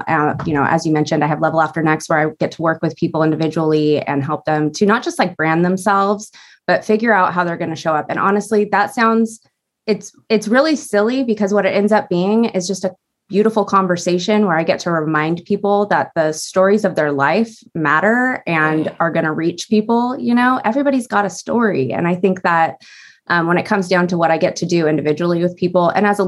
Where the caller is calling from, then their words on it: Newbury Park, California, United States; I'm in Southern California right now. I am in a little town called Newbury Park.